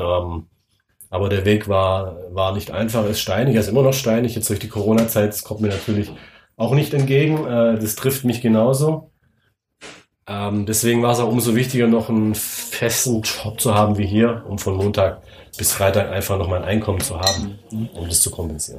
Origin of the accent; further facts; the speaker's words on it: Swabia, Germany; Ich bin selber Schwabe